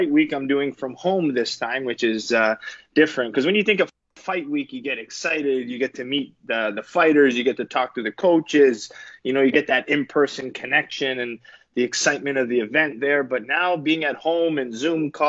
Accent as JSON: {"language": "English", "country": "Canada", "said": "as a Canadian"}